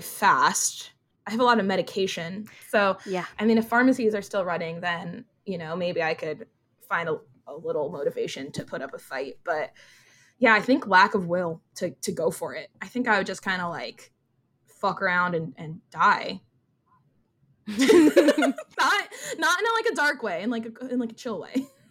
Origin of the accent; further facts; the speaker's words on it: New Jersey, United States; I have Jersey pride